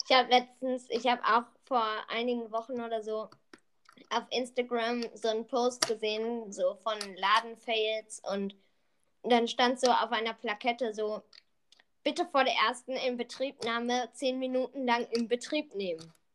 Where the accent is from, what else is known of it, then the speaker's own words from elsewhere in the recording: Berlin, Germany; wir sind drei, zwei Berliner Jungs